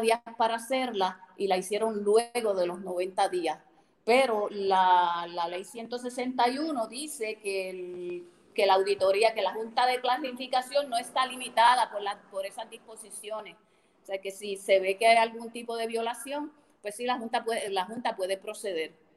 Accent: Rincón, Puerto Rico; nacida y criada en Rincón

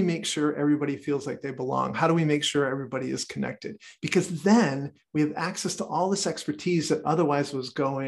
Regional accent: United States; I'm American

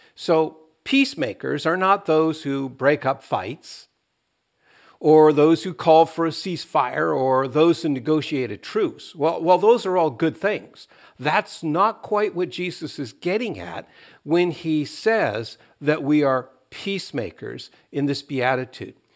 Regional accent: Canada; as Canadians

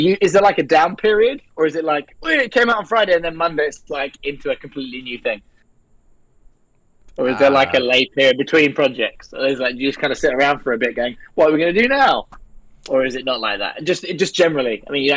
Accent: United Kingdom; As a Brit

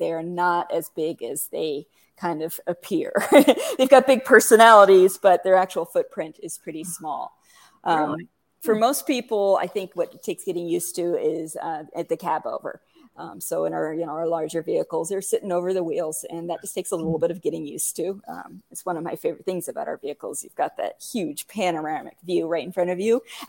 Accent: Fairbanks, Alaska, United States; moved away as an adult; now in Bend, Oregon, United States; I grew up in Fairbanks, which is like right in the middle.

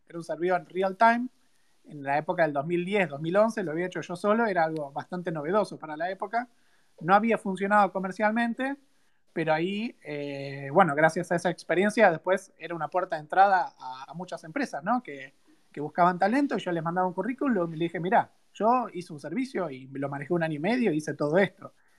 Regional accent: Buenos Aires, Argentina; also born or lived in Río Cuarto; soy de Río Cuarto, ¿no? Pero viví toda mi vida en Capital

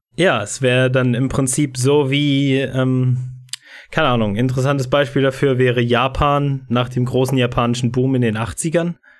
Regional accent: Brandenburg, Germany; ich komme, also ich komme nicht mal persönlich aus Dresden, äh, sondern aus Brandenburg

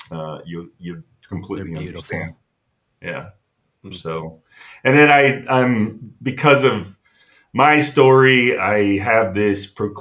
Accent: near Taylor University, Indiana, United States; I grew up near Taylor University, which is very sheltered

